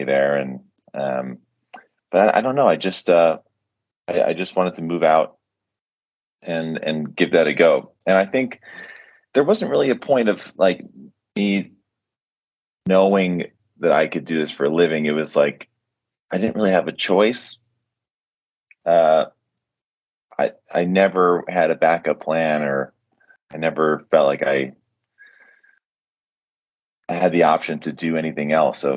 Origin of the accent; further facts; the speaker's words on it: Chicago, Illinois, United States; moved away as an adult; also born or lived in New York; now in Los Angeles, United States; raised in Chicago